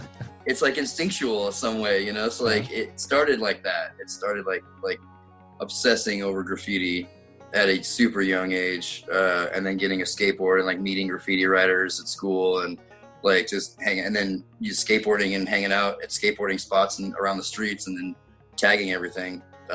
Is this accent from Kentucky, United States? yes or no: no; California, United States; now in Ellensburg, United States; I'm originally from Southern California, like in between Bakersfield and Fresno in the San Joaquin Valley. I transplanted here the first time in 1988.